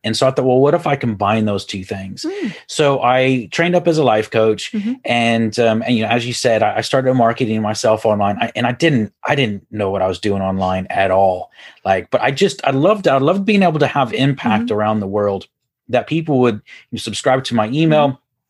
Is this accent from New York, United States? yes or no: no; Houston, Texas, United States; accent: Texas; now in Ireland; So I'm originally from Houston, Texas, and I think I've lost my Texas accent, though.